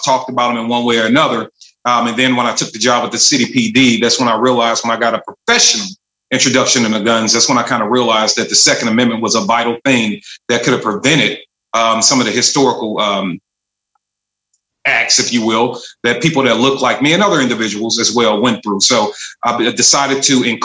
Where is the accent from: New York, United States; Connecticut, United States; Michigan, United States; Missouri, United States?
Missouri, United States; St. Louis; I am from St. Louis, Missouri, from the northern sector. So the north side of St. Louis, Walnut Park is the hood I represent.